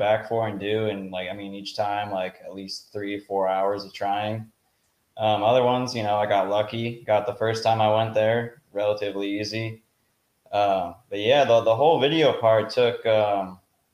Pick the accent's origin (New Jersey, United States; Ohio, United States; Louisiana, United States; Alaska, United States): New Jersey, United States; Denville; I'm from Denville, New Jersey